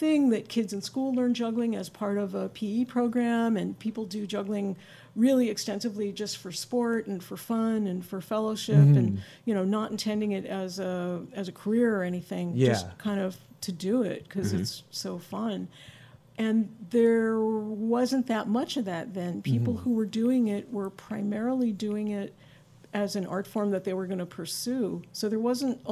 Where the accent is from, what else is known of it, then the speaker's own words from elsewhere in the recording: Maryland, United States; moved away as an adult; also born or lived in New Jersey / New York City / Portland, Oregon / Berkeley, California; now in Bay Area, United States; I grew up when I was very young in New Jersey. And then my family moved to Maryland, the suburbs outside of Washington, D.C. So those two places I claim, New Jersey and Maryland